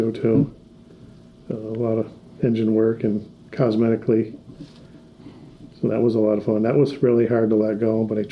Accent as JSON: {"language": "English", "town": "Pittsford", "region": "Vermont", "country": "United States", "tie": "born or raised there", "said": "I grew up in Pittsford, and I went to Otter Valley"}